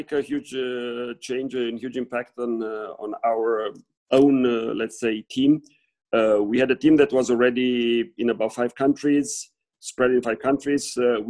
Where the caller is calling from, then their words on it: Switzerland; I'm calling you from Switzerland.